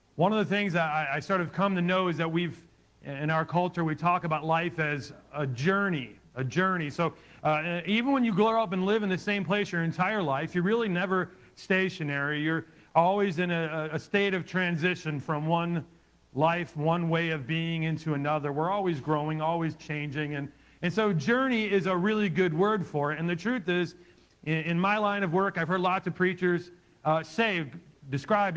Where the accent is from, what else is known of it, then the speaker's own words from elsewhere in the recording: Ohio, United States; I was about 10 years old, growing up in Ohio